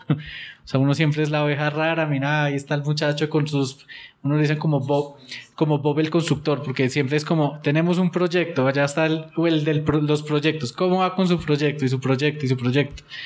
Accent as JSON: {"language": "Spanish", "town": "Pereira", "region": "Risaralda", "country": "Colombia", "moved": "yes", "lives_now": "Bogotá, Colombia", "said": "yo vengo de Pereira y, ahora viviendo aquí en Bogotá"}